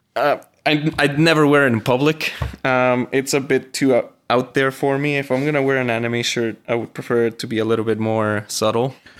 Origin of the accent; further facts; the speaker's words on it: Venezuela; first language Spanish; English is a second language; now in Fort McMurray, Canada; I am originally from Venezuela, so I speak Spanish. That is my accent